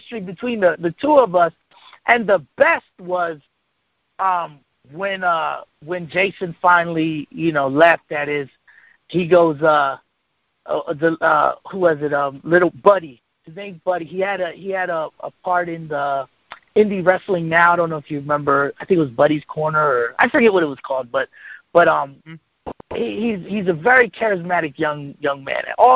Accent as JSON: {"language": "English", "town": "Lancaster", "region": "Pennsylvania", "country": "United States", "said": "I'm from Lancaster."}